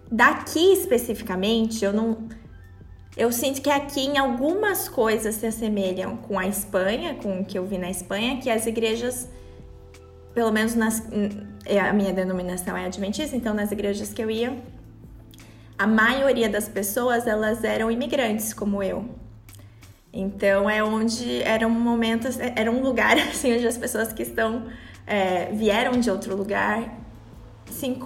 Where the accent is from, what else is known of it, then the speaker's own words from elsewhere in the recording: São Paulo, Brazil; now in Switzerland; Eu nasci em São Paulo, capital.